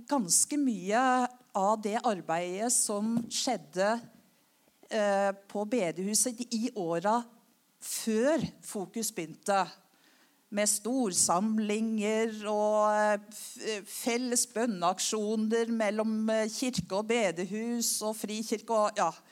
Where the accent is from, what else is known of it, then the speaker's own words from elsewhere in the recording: Klepp, Rogaland, Norway; Ehm, selv om eh, dialekta mi ikke tyder på det, så har jeg gått både på Kleppe skole og Kleppe ungdomsskole osv.